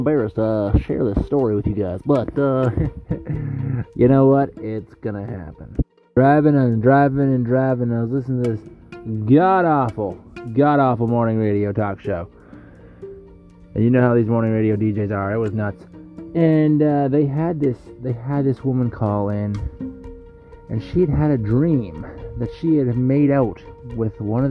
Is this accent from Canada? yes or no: yes; Abbotsford, British Columbia, Canada; Recording live from my hometown on Abbotsford, BC, in British Columbia, Canada, which is where I was born and raised. I've lived here my entire life.